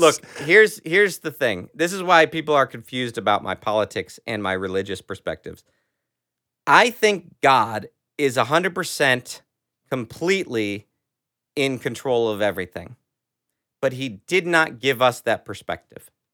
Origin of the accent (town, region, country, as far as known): United States